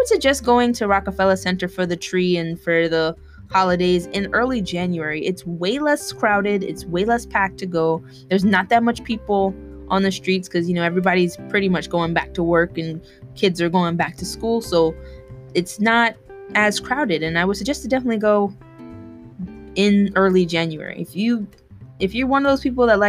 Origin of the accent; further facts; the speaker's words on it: New York, United States; as a New Yorker